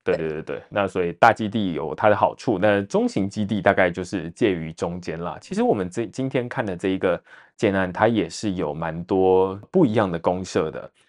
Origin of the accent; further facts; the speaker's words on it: Taipei, Taiwan; 身为台北人